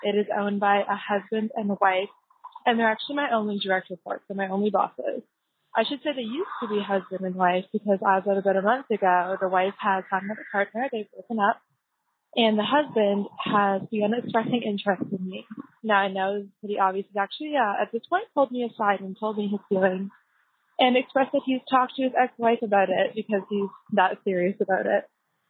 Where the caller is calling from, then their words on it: Toronto, Ontario, Canada; I'm calling you from Toronto, Canada.